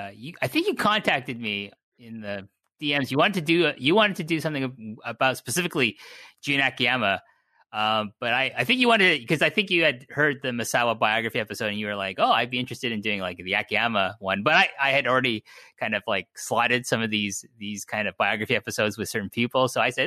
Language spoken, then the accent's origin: English; Canada; I'm Canadian